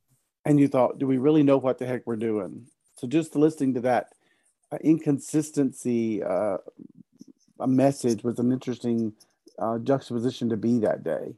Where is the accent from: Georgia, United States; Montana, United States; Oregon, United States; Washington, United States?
Georgia, United States; Haven Hart was there from Auburn and Bo Seagreaves there was from Florida, I'm from Georgia